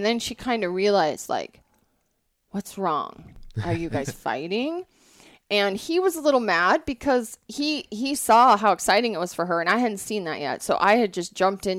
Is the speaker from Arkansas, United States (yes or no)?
no; Montana, United States; also born or lived in Colorado / Wyoming; I grew up in a non-hunting family, but I grew up in Montana. I was really fortunate where I grew up. I grew up in Colorado, Wyoming, and Montana.